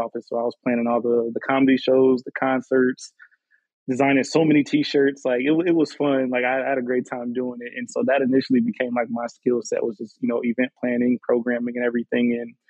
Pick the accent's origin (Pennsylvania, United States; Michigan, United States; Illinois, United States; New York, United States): Illinois, United States; moved away as an adult; now in Miami, United States; I'm originally from the Midwest, so Illinois to be specific.